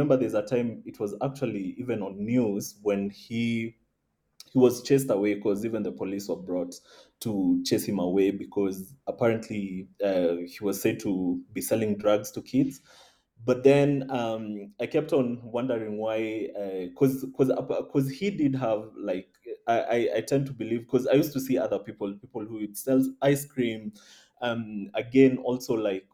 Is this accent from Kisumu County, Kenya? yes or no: no; Nairobi, Kenya; I was born and raised in Nairobi